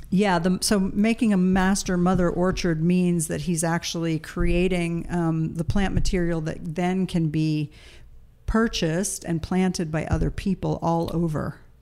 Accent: East Coast, United States; moved away; we grew up on the East Coast

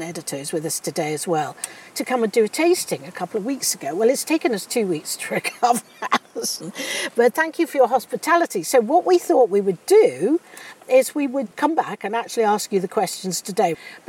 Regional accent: South West England, United Kingdom; Being Cornish myself

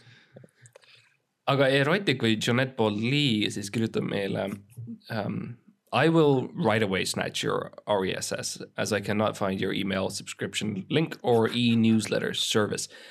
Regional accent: Estonia; me oleme kõik eestlased, me oleme kõik eestlased

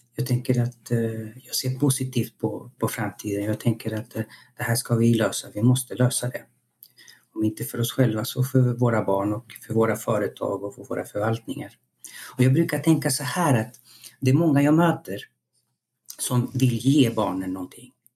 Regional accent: Chile; now in Sweden; jag är född i Chile och så jag levde och växte upp i en demokrati

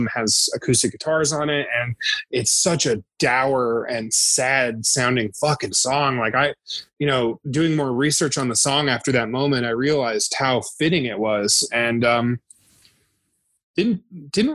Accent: Santa Fe, New Mexico, United States; also born or lived in New Jersey; I grew up in Santa Fe, New Mexico. I was born in New Jersey originally, but I grew up in Santa Fe, New Mexico

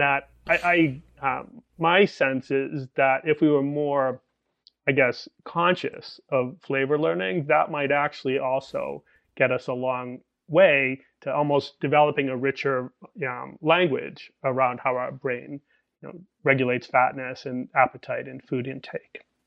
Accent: Boston, Massachusetts, United States; moved away; I'm Irish American from Boston originally

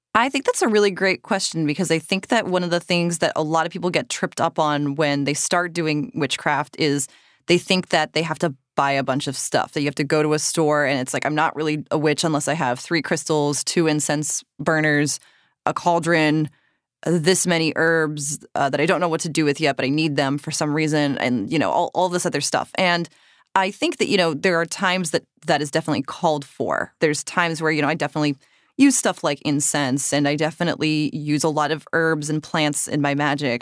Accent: Cape Cod, Massachusetts, United States; moved away; I grew up on Cape Cod, but I did grow up going to Salem for October, pretty much every October that I lived in Massachusetts

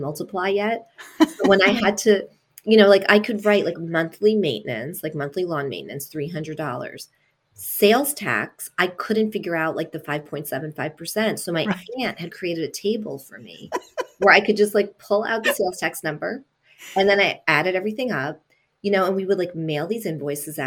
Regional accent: New York, United States; first language Italian; English is a second language; also born or lived in Italy; I was born in Italy, and my parents moved to New York when I was two

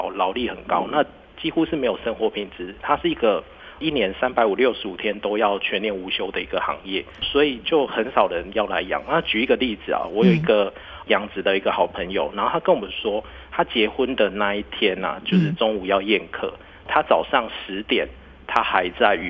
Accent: Tainan, Taiwan; 对，我是台南人

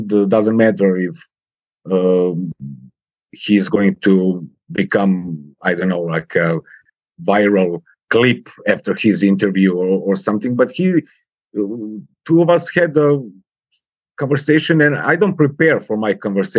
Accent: Serbia; English is a second language; I switched to Eastern European languages like Polish or Czech or Russian, because, you know, it's more closer to Serbia

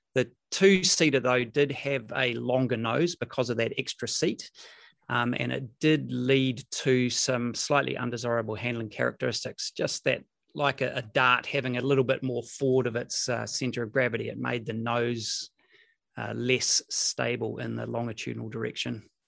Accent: Rotorua, Bay of Plenty, New Zealand; I grew up in Rotorua.

